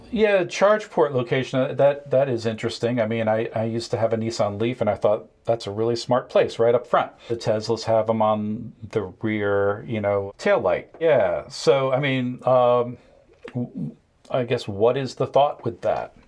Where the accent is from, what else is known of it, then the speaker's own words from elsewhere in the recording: New England, United States; I grew up in New England